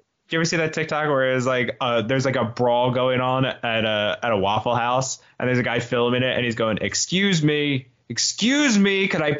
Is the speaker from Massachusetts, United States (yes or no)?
no; New Jersey, United States; And I think this might be a growing up in New Jersey thing.